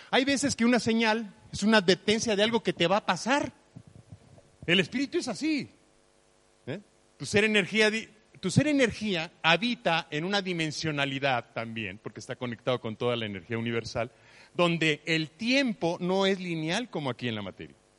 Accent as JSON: {"language": "Spanish", "country": "Mexico", "tie": "born or raised there", "said": "Yo nací en México"}